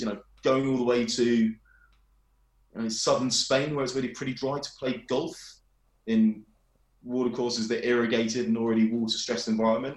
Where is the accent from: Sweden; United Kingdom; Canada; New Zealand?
United Kingdom; England; I'm a brown person from England